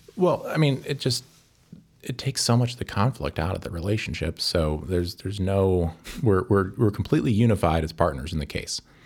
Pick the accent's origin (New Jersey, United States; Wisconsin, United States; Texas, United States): Wisconsin, United States; Evansville; moved away as an adult; also born or lived in Saint Paul, Minnesota; now in Chicago, United States; I'm from Evansville, Wisconsin. Uh, it's a town of about three thousand people near Madison